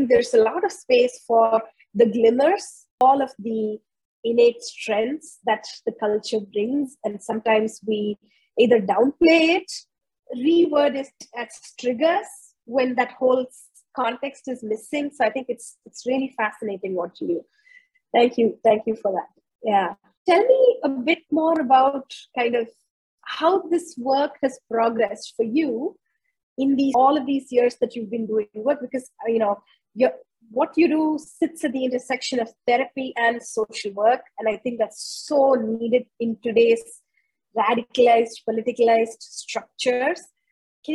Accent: India; moved away as an adult; also born or lived in United States / United Kingdom; I was born and raised in India, and then I was educated in the US, then I lived in the UK, became a naturalized British citizen, and then now we've repatriated back to India.

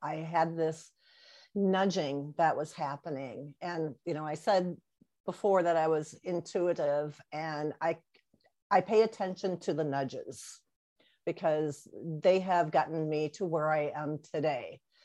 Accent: near the St. Paul-Minneapolis border, Wisconsin, United States; moved away as an adult; now in Colonie, United States; I am originally from Wisconsin, up by the St. Paul, Minneapolis border area. And uh, so that is my home area.

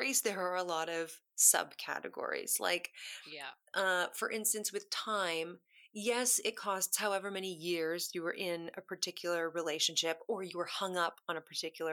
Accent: Kitchener, Ontario, Canada; moved away as an adult; also born or lived in Toronto; now in London, United Kingdom; I grew up in a place called Kitchener-Waterloo, which is outside of Toronto.

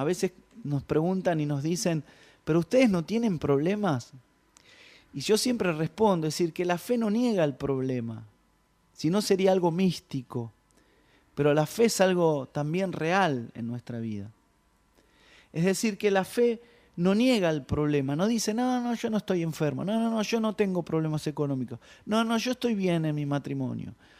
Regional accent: Ramos Mejía, Buenos Aires Province, Argentina; yo nací eh, en Ramos Mejía, eh, toda mi vida, toda mi infancia pasé ahí

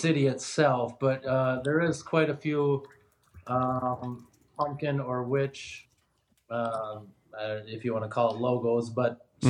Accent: a town neighbouring Anoka, Minnesota, United States; I'm not from Anoka. I don't live in Anoka, but I've always lived nearby, you know, a neighboring town.

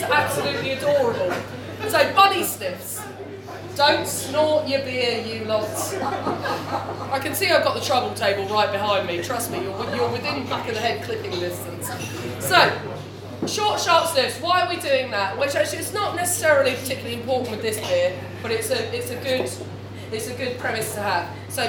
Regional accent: United Kingdom; because it's beer and we're British and we're used to it.

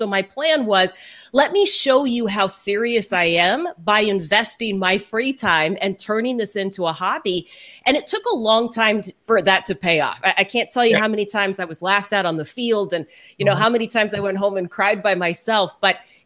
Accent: Houston, Texas, United States; moved away as an adult; also born or lived in Dallas; now in Seattle, United States; I grew up in Houston

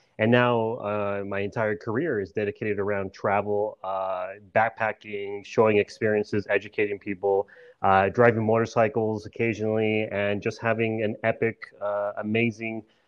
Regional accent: El Paso, Texas, United States; I was born and raised here in Texas in El Paso on the border with Mexico

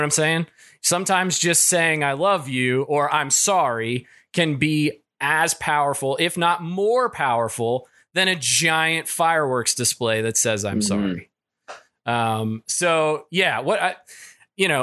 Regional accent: Kentucky, United States; I'm from Kentucky

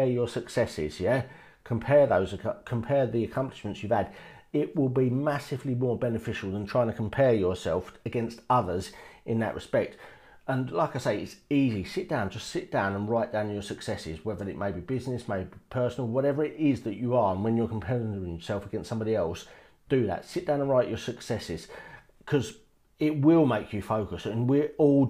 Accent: United Kingdom; in the UK, we're born, we don't realise it, but we're born in quite a good place

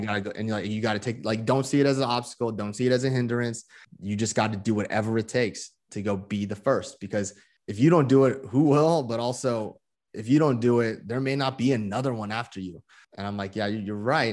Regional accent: Moraga, California, United States; also born or lived in Honolulu, Hawaii; I was born in Honolulu, but I grew up from, like, age three, uh, uh, in the Bay Area, in the East Bay

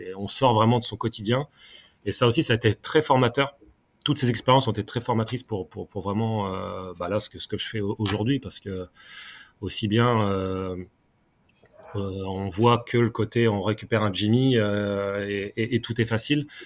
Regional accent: Caen, Normandy, France; moved away as an adult; also born or lived in Font-Romeu; now in Paris, France; je suis natif de Normandie, donc de Caen

